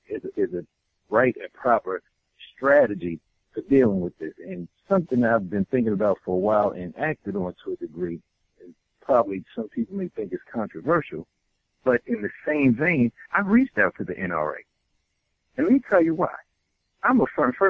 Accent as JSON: {"language": "English", "town": "New York City", "region": "New York", "country": "United States", "said": "I'm from New York City"}